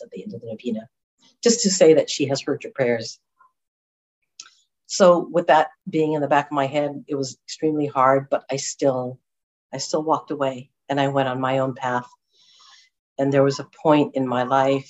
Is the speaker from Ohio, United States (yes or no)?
no; Huntington Beach, California, United States; moved away; I'm originally from Orange County in Huntington Beach